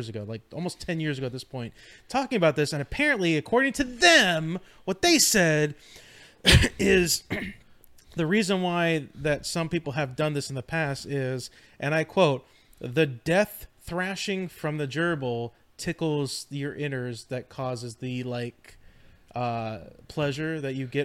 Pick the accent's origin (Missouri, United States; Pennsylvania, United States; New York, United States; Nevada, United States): Pennsylvania, United States; also born or lived in California; I was born in California. We moved out to Pennsylvania. We drove to Pennsylvania when we moved in the moving trucks